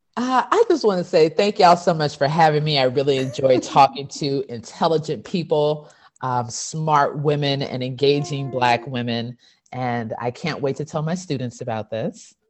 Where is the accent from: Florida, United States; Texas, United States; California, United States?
Texas, United States; I'm from Texas and my whole family's been from Texas since forever